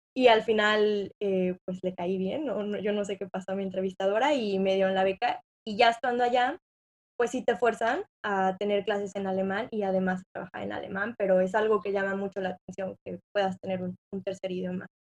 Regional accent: Mexico; moved away as an adult; now in United States; nosotros siendo mexicanos

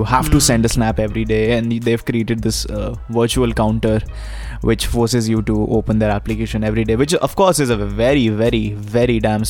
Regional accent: Punjab, India; even though I don't have an Indian accent, but I look Indian, you can make out that I'm from Punjab.

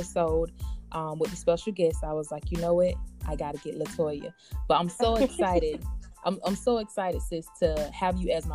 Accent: Blakely, Georgia, United States; we're both from Blakely, Georgia. So shout out to Early County. And we went to school together

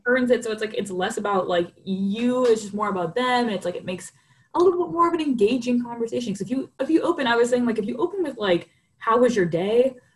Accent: New York City, New York, United States; moved away; growing up in New York

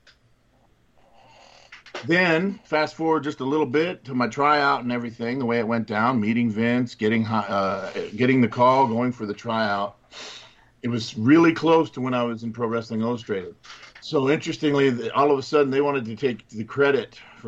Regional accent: Miami, Florida, United States; Grew up down there in Miami, Florida. We grew up in Miami, Florida

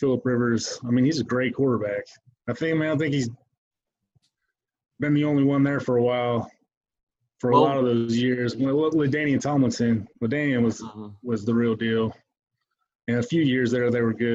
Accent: Akron, Ohio, United States; I grew up in Akron, Ohio

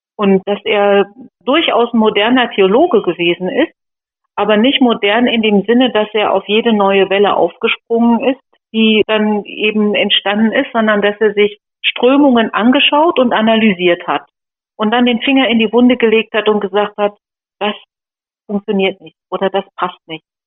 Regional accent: Sauerland, North Rhine-Westphalia, Germany; moved away; also born or lived in Fulda; Ich komme aus Fulda, also ich bin eigentlich Sauerländerin

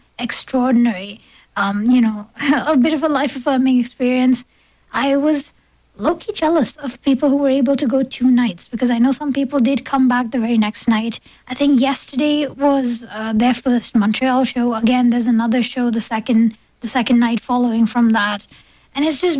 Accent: India; now in Toronto, Canada; I grew up in India

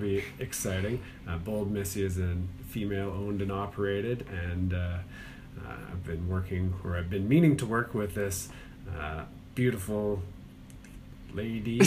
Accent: Calgary, Alberta, Canada; born or raised there; moved away as an adult; also born or lived in Toronto; now in Charlotte, United States

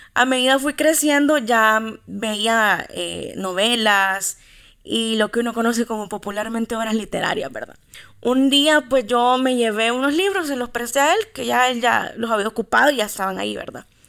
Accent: Santa Ana, El Salvador; soy de Santa Ana, allá nací

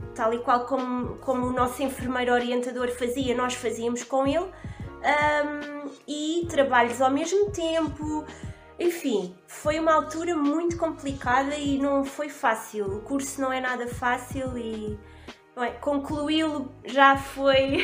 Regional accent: Bombarral, Leiria District, Portugal; also born or lived in Lisbon; sou da zona do Bom Barral, um, mais especificamente de uma aldeia chamada Gambelas, do Conselho do Bom Barral. Fiz a minha fiz a escola toda na, no Bom Barral

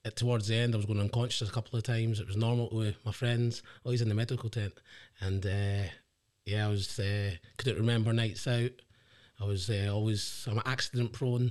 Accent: the Inch, Scotland, United Kingdom; also born or lived in England; as I grew up in the Inch, um, it's quite a tight knit community

